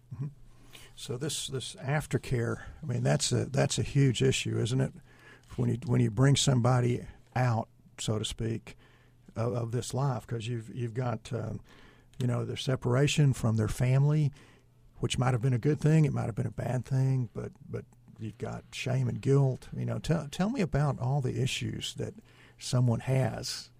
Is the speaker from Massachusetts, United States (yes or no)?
no; East Texas, United States; I'm from East Texas